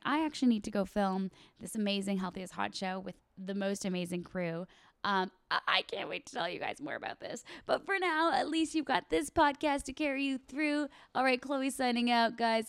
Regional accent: Canada; my home country of Canada

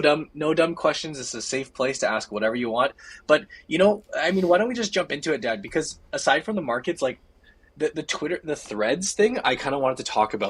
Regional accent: Canada; We're the Canadian guys.

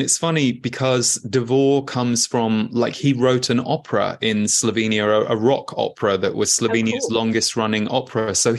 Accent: United Kingdom; And yet often, certainly in the Western world that I was raised in Britain, that was not necessarily something that was celebrated or revered.

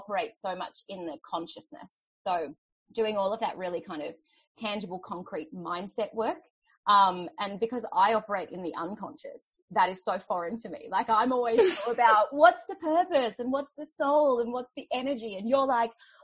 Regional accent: Australia; I am Australian. I do live in Australia.

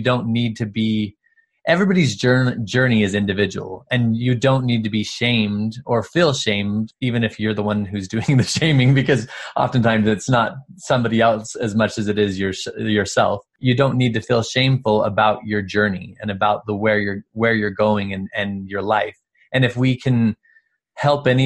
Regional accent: Woods Cross, Utah, United States; also born or lived in Bulgaria; I grew up in Utah and most everybody around me was LDS

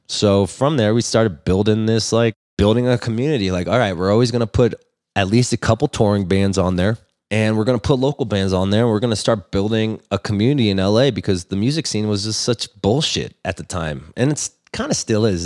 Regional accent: Los Angeles, California, United States; I grew up in Los Angeles

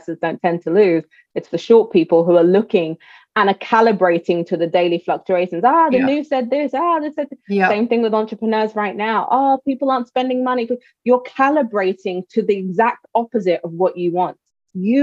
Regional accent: South Africa; now in New York, United States; I'm South African. I'd love to go back to South Africa

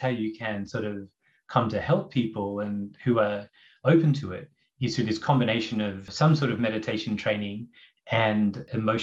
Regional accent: Brisbane, Queensland, Australia; moved away as an adult; also born or lived in Toronto, Canada; In my early 20s, I moved from Brisbane to Toronto, to Canada

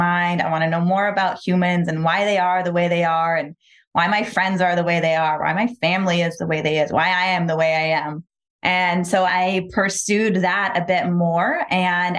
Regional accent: Palm Springs, California, United States; also born or lived in Los Angeles; We moved to Palm Springs out in the desert pretty quickly. So I grew up in this very like desert, earthy energy, small town

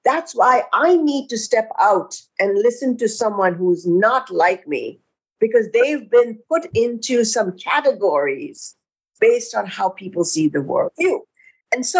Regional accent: India; now in United States; I grew up in India

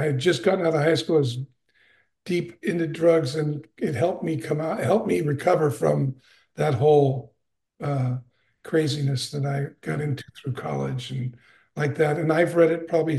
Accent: Petaluma, California, United States; also born or lived in Santa Clara, California; I grew up in a little town called Petaluma, California.

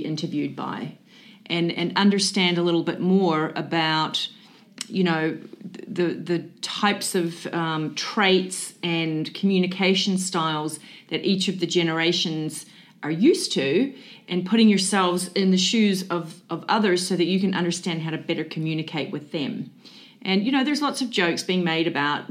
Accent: New Zealand; now in Central Florida, United States; I'm originally from New Zealand.

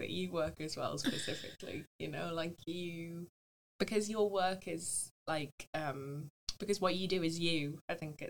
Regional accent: United Kingdom

